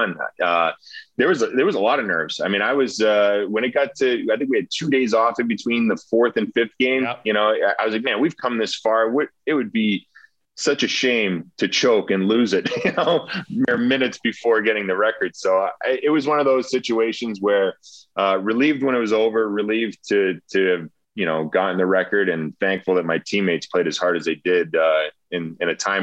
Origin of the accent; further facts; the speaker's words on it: Rhode Island, United States; growing up in Rhode Island.